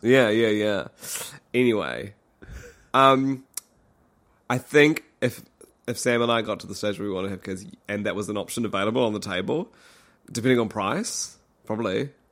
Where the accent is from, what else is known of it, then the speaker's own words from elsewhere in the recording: Christchurch, Canterbury, New Zealand; moved away; we were in Christchurch. Otatahi, my hometown